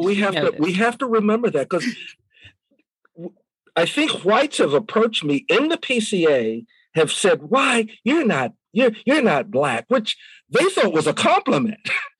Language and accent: English; New York City, New York, United States; I grew up in Harlem, and I always felt out of place.